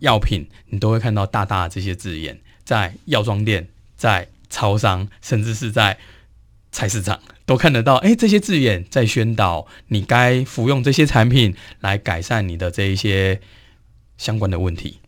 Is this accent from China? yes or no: no; Taiwan; 我们台湾人